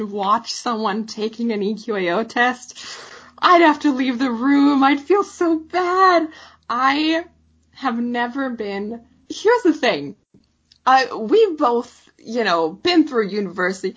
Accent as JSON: {"language": "English", "country": "Canada", "said": "We're Canadian"}